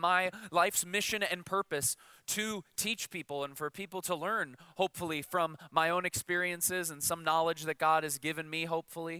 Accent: Chicago, Illinois, United States; I'm from Chicago

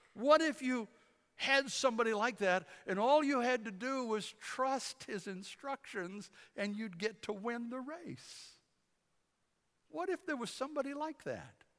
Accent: Detroit, Michigan, United States; When I was a kid growing up in Michigan, we, uh, we used to go to summer camp in Kalamazoo, western side of the state. I was from the Detroit area

